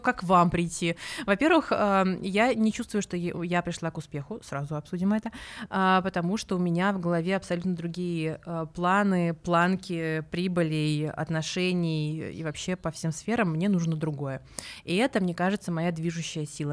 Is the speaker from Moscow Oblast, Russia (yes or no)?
no; Saint Petersburg, Russia; moved away as an adult; now in Moscow, Russia; я коренная петербурженка. Прям, знаете, прям коренная.